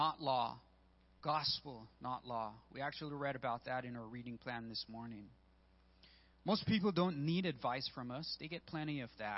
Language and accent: English; Belize; moved away; I'm originally from Belize